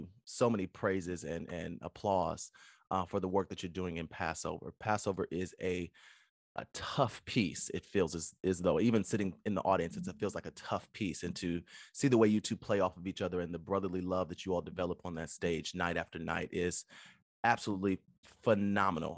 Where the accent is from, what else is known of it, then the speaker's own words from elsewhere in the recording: Fort Wayne, Indiana, United States; I'm from Indiana, so I'm from Fort Wayne, Indiana